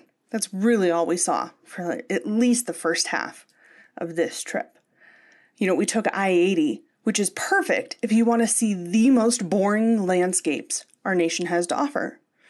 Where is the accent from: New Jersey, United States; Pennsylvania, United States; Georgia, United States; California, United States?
Pennsylvania, United States; Pittsburgh; moved away as an adult; also born or lived in Los Angeles; I'm from Pittsburgh, one of the greatest cities in the world. After college, though, I moved to one of the other greatest cities in the world, Los Angeles.